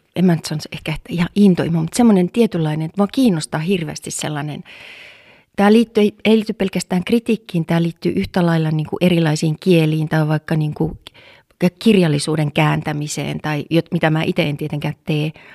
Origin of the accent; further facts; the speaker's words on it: Oulu, North Ostrobothnia, Finland; täällä Oulussa, siis mä oon Oulussa syntynyt ja kasvanut